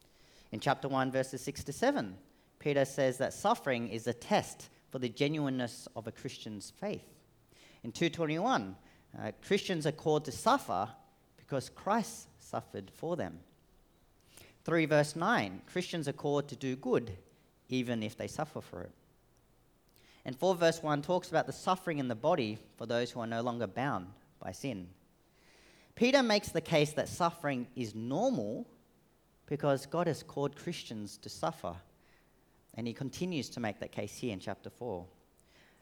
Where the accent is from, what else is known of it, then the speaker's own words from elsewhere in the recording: Australia; accent: Australian; also born or lived in Sydney; I am Australian-born Vietnamese, so hence the very Australian accent